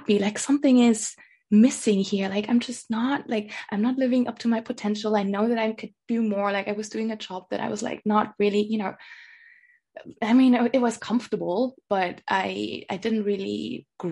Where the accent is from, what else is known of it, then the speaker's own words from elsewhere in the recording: Lower Bavaria, Germany; moved away as an adult; also born or lived in London, United Kingdom; I come from the countryside, you know, I come from Lower Bavaria.